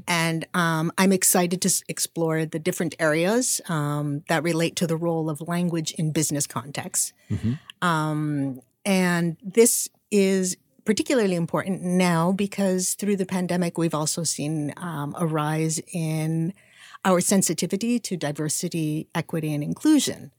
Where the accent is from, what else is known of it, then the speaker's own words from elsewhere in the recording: Canada; moved away as an adult; now in United States; I'm Canadian. Wow. I was born and raised in Canada